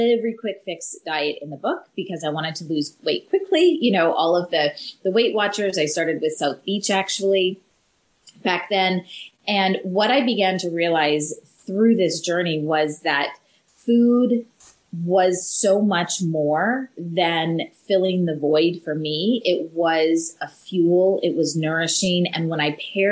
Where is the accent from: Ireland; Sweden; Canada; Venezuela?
Canada; moved away; we're originally from Canada